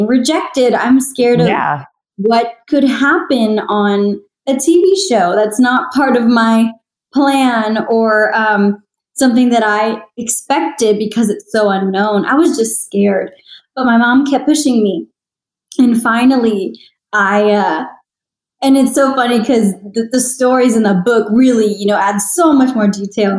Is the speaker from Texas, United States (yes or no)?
yes; San Antonio, Texas, United States; also born or lived in Los Angeles; I performed around San Antonio, my hometown, for so many years